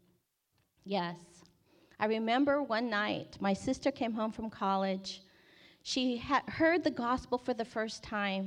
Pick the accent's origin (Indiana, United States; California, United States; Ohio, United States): California, United States; Bay Area; I grew up in the Bay Area